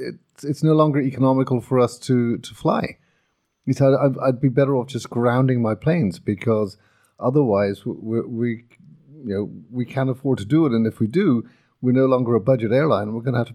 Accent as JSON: {"language": "English", "country": "Ireland", "said": "we're Irish."}